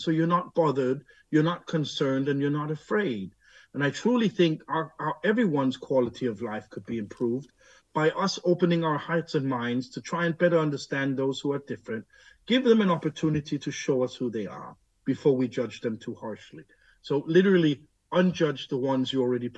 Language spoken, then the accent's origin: English; Denmark; I'm born here. I'm raised here. I'm fluent in Danish.